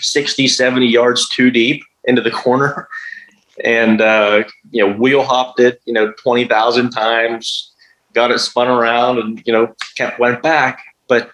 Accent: United States; Being an American over there

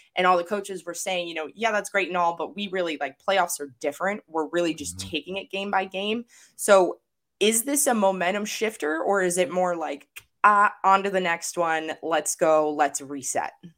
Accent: Arizona, United States; also born or lived in Los Angeles, California; I grew up in Arizona and Los Angeles

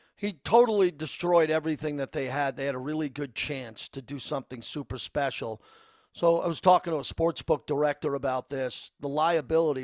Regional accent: North Massapequa, New York, United States; now in Las Vegas, United States; I wasn't born in Vegas. I was born in North Massapequa. Long Island

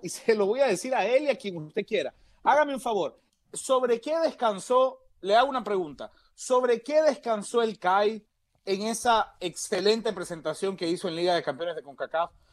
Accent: Panama; porque Panamá es mi corazón, porque yo soy panameño

